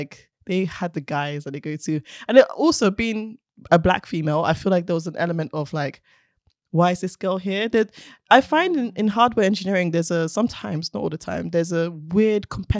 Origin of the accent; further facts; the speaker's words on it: Nigeria; And being Nigerian as well, it's like, but isn't that like something for a man?